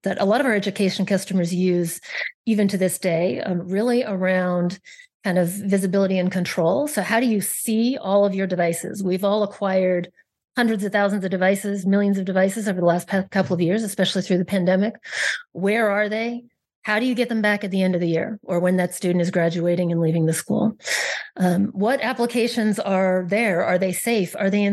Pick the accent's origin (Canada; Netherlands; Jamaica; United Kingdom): Canada; moved away as an adult; also born or lived in Silicon Valley; I'm originally Canadian. I first got to move to Silicon Valley